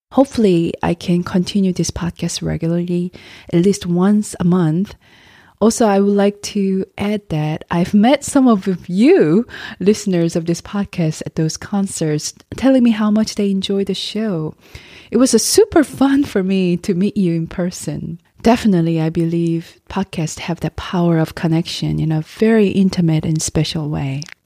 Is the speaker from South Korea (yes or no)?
yes; South Korea; moved away; also born or lived in United States; my home country, Korea